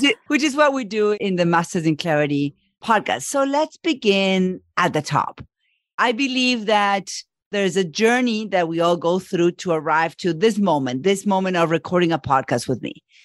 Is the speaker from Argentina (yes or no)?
yes; Argentina; moved away as an adult; now in United States; I live in the U S and I'm from Argentina